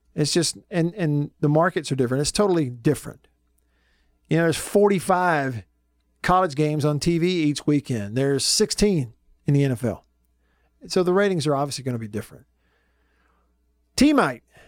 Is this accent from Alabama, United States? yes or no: yes; Alabama, United States; now in Mississippi, United States; I was a, a kid growing up in Alabama